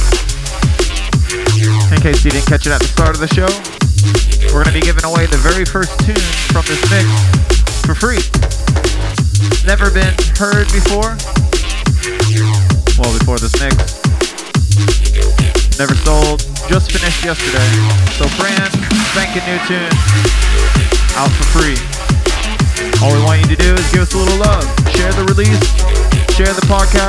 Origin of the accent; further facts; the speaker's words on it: South Florida, United States; down in South Florida